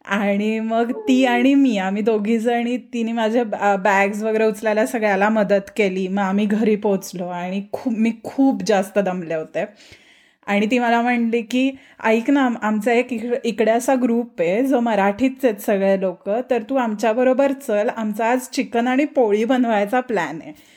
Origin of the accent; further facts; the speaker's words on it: Pune, Maharashtra, India; मी पुण्याची आहे